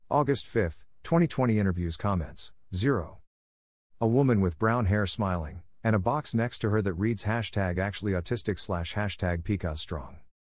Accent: Florida, United States; I am from South Florida. Our family uses both English and American Sign Language to communicate.

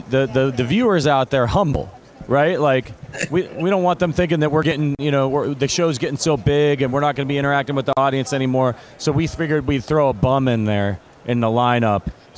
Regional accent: Ohio, United States; I grew up in Ohio.

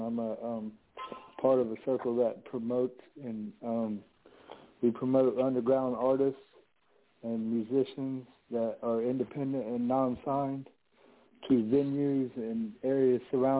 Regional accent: Maryland, United States; I'm 27. I'm an artist from Maryland.

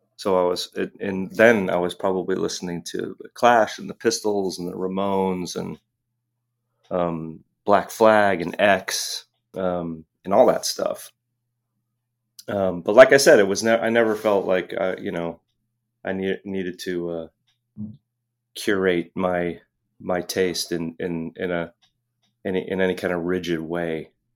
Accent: Los Angeles, California, United States; moved away as an adult; also born or lived in Hermosa Beach / Santa Monica / Pacific Palisades; now in San Francisco, United States; I spent the first half of my life in, in Los Angeles

